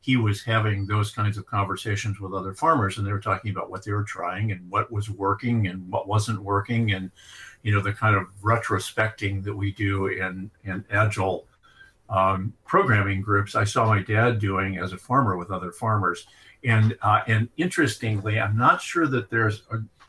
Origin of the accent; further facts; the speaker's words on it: Iowa, United States; My dad was probably one of the better farmers in the county I grew up in Iowa.